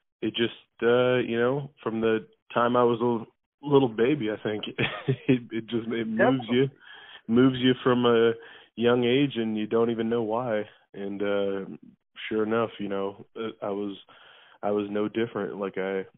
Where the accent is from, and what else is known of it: Kansas City, Missouri, United States; born or raised there; also born or lived in Oklahoma / Chicago, Illinois